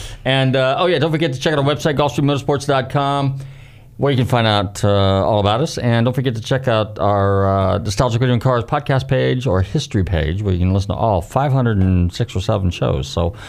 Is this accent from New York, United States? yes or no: no; Northern California, United States; a kid growing up in Northern California